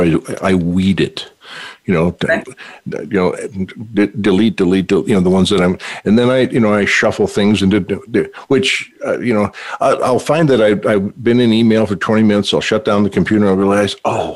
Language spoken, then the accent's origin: English; North Dakota, United States; moved away; I hail from the Peace Garden State. So, yay, North Dakota. my old hometown there.